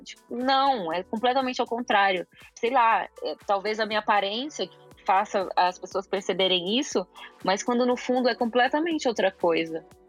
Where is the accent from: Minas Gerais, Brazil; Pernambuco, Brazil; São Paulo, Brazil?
São Paulo, Brazil; also born or lived in Milan; sou de São Paulo